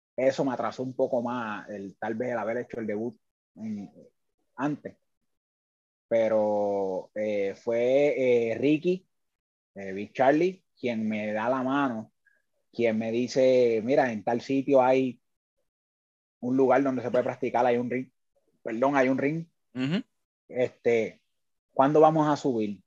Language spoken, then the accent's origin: Spanish; Lares, Puerto Rico; es una persona que sale de eh, la ciudad del Grito, del Ares, eh, muy orgulloso de mi pueblo